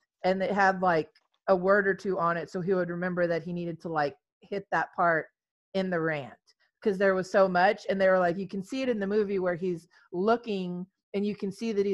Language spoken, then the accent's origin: English; Texas, United States; in Texas, which is where we're from